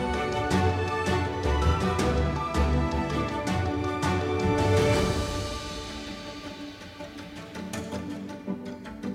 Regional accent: Texas, United States; I'm from Texas, and our motto is just friendship

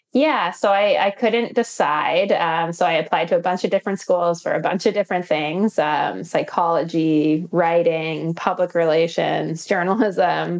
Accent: Northern Alberta, Canada; also born or lived in Calgary; I grew up in Northern Alberta

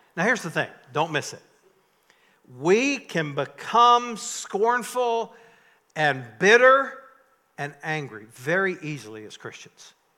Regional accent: North Carolina, United States; I grew up in North Carolina in tobacco country

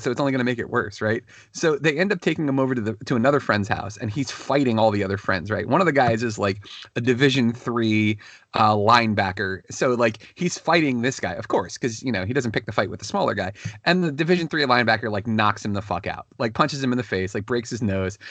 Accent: Northern Virginia, United States; now in Fredericksburg, United States; growing up in the Northern Virginia area

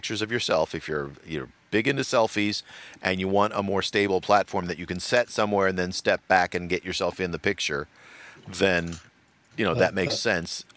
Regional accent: Los Angeles, California, United States; I am from the L.A. area

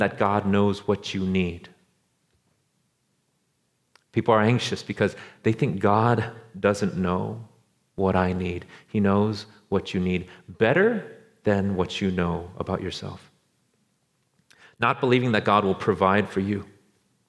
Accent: Orange County, Los Angeles, California, United States; moved away as an adult; also born or lived in Beijing, China; where we're from, like Orange County, Los Angeles

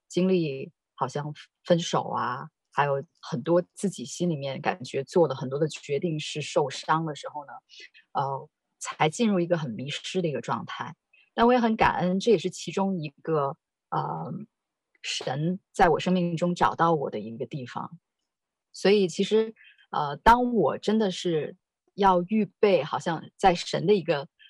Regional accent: China; moved away; 我是在，啊，大陆长大的

